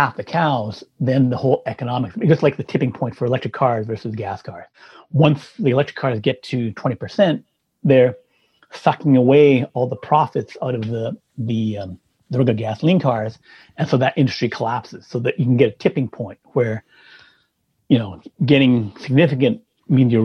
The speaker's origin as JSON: {"language": "English", "region": "Saskatchewan", "country": "Canada", "moved": "yes", "said": "I was from Canada in, you know, the Midwest, Saskatchewan"}